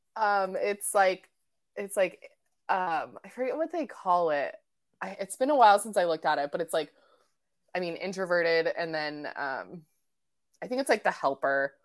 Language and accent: English; Colorado, United States; moved away as an adult; also born or lived in Portland / Bend; now in Olympic Peninsula, United States; I was raised in Colorado, um, and I moved out to the Northwest when I was, like, I think eighteen